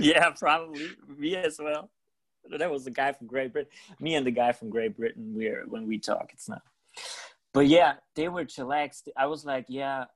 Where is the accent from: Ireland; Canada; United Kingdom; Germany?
Germany; in germany we're not used to having parties like